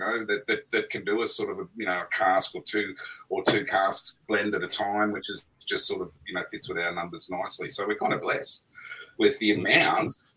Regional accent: Queensland, Australia; I'm a Queenslander.

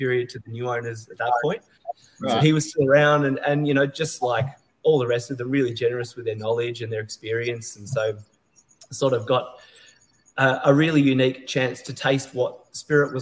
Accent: Hobart, Tasmania, Australia; moved away as an adult; also born or lived in Melbourne; now in Flinders Island, Australia; I grew up in Tassie. I'm from Hobart originally, sort of born and bred down there

